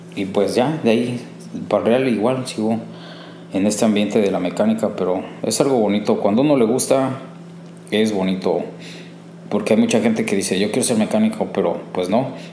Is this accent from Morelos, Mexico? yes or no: yes; Cuautla, Morelos, Mexico; moved away as an adult; now in Chicago, United States; Soy de México, de una parte de México se llama Cuautla, Morelos. Ahí crecí, ahí nací, ahí crecí.